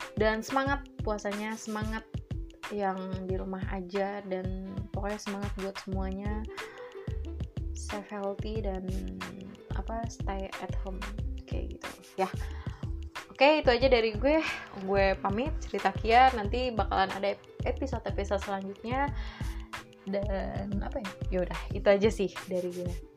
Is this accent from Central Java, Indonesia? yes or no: no; Jakarta, Indonesia; moved away; gue berawal dari Jakarta, dari kecil di Jakarta gue nyari duit sendiri